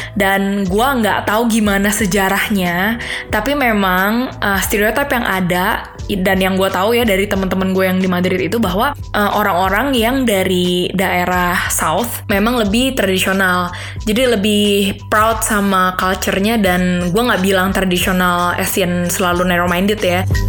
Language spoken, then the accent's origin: Indonesian; Indonesia; also born or lived in Spain; now in Munich, Germany; gua dari Indo